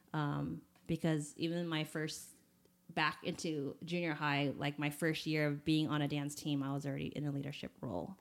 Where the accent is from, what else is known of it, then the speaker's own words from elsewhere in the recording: United States; also born or lived in Taiwan; we came to the States when I was seven months, and I've been here ever since